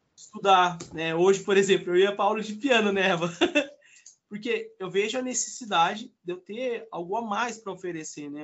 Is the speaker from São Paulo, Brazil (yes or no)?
yes; interior of São Paulo, Brazil; eu não sou de São Paulo, sou do interior